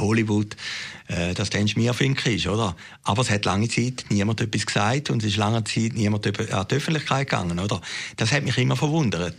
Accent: Zürcher Weinland, Zurich, Switzerland; in Uwiesen, wo ich aufgewachsen bin, im Zürcher Wieland

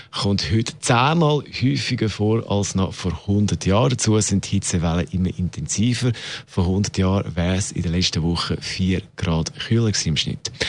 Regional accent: Switzerland; also auch bei uns in der Schweiz.

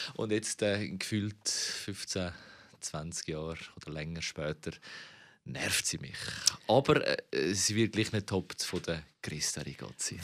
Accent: Zurich, Switzerland; Ich bin in der Glaubterstraße 112, das ist so eine Blocksiedlung, aufgewachsen

